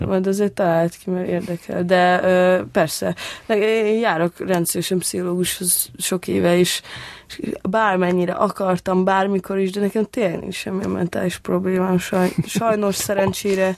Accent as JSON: {"language": "Hungarian", "region": "Budapest", "country": "Hungary", "tie": "born or raised there", "said": "ott Békás megyeren, ahol én felnőttem"}